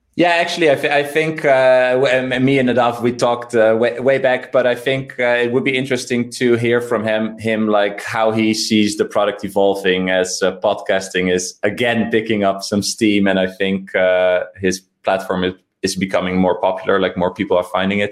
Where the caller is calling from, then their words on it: Amsterdam, North Holland, Netherlands; I'm calling from Amsterdam.